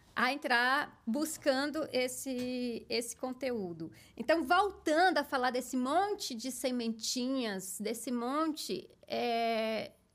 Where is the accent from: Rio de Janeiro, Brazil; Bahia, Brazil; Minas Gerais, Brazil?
Bahia, Brazil; Barreiras; moved away as an adult; also born or lived in Salvador; now in São Paulo, Brazil; eu sou do interior do interior da Bahia, de uma cidade é, muito forte no agronegócio, chamada Barreiras Bahia